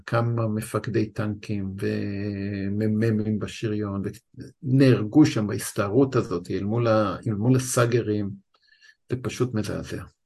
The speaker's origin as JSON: {"language": "Hebrew", "town": "Tzora", "region": "Jerusalem District", "country": "Israel", "tie": "born or raised there", "moved": "yes", "lives_now": "Tel Aviv, Israel", "said": "אני גדלתי בקיבוץ צורה"}